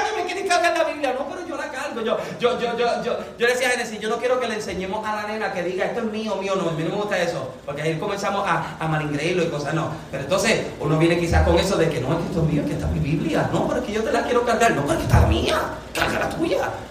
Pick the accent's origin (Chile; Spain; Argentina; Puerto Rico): Puerto Rico; moved away; nosotros que somos boricua, que venimos de Puerto Rico